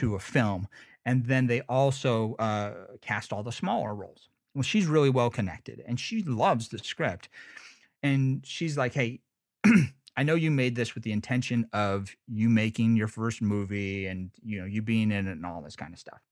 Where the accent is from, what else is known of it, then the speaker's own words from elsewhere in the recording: United States; I'm from Lake Tahoe